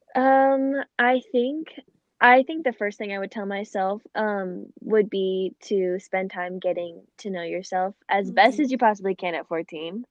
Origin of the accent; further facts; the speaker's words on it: Phoenix, Arizona, United States; I was born and raised in Phoenix, Arizona